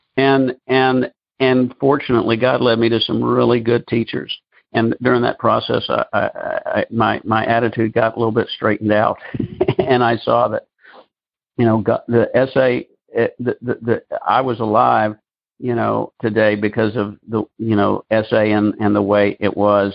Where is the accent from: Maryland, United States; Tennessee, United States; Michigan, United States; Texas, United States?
Tennessee, United States; Memphis; moved away; also born or lived in Nashville; When I moved to Memphis uh, in 2007, it was my hometown, but I hadn't lived here in over 20 years